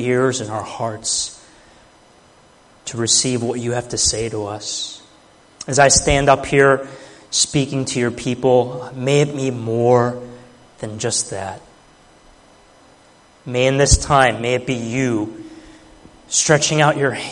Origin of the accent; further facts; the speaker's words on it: Chicago, Illinois, United States; moved away as an adult; now in Philadelphia, United States; I was born and raised in the Chicago area all through high school